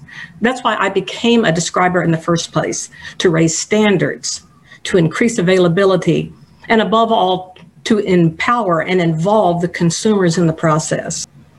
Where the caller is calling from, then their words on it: Houston, Texas, United States; I'm to you from Houston, Texas. And while Houston is the most diverse city in the United States, we have a long way to go in the areas of equity and inclusion.